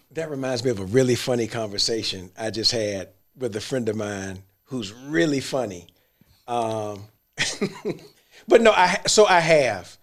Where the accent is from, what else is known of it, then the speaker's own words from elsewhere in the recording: Central Florida, United States; I grew up in Central Florida